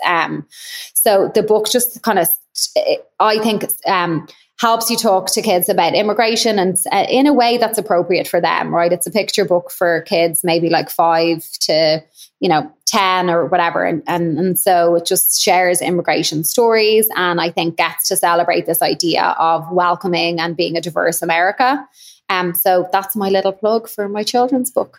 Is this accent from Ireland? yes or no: yes; Ireland; now in Chicago, United States; I obviously will always be Irish